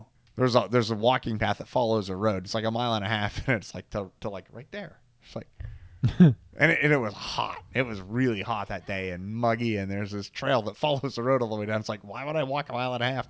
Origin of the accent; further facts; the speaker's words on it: central Pennsylvania, United States; We grew up strictly in the Alabama part of Pennsylvania.